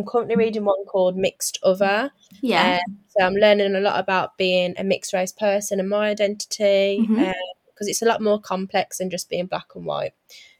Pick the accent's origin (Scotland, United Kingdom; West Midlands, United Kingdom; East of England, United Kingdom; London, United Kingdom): West Midlands, United Kingdom; Wolverhampton; born there; also born or lived in Thailand / Bedford; I was born in Wolverhampton. I was born at New Cross Hospital. I did move away. I lived in Thailand and I lived in Bedford for a while.